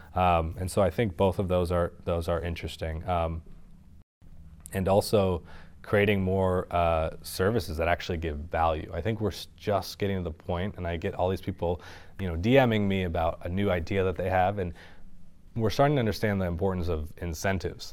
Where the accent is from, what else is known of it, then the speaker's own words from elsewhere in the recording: Sonoma Valley, California, United States; I'm from Sonoma Valley up north, wine country